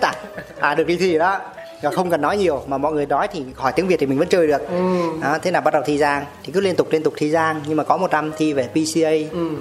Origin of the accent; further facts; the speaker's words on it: Sóc Sơn, Hanoi, Vietnam; em là ở Hà Nội Sóc Sơn